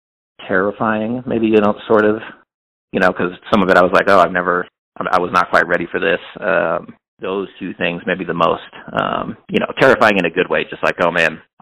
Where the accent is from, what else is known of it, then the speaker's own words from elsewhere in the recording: Hannibal, Missouri, United States; now in Kansas City, United States; I'm from the Midwest